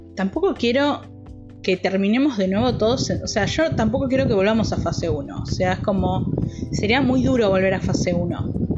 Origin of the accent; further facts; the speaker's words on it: Argentina; yo soy argentino